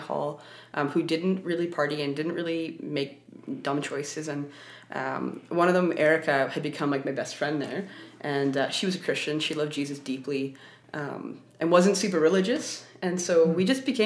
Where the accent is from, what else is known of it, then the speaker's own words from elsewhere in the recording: Vancouver, British Columbia, Canada; I grew up in Vancouver